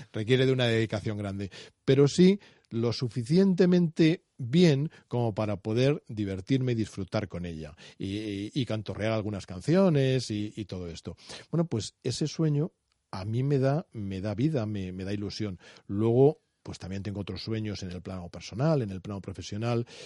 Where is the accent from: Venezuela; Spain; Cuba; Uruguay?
Spain; Estamos en una sociedad como la española que es apasionada por naturaleza